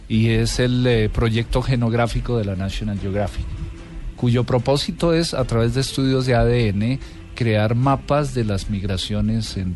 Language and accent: Spanish; Colombia; Eh, había una cierta familiaridad, siendo yo colombiano, no teniendo aparentemente ascendencia oriental, asiática